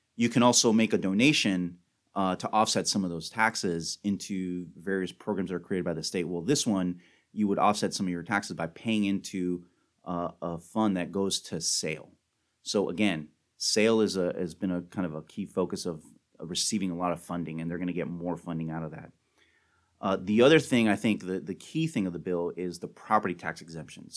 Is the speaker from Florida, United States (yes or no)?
yes; Miami, Florida, United States; moved away as an adult; also born or lived in Washington, D.C.; now in Tallahassee, United States; I'm originally from Miami. I was born and raised in Miami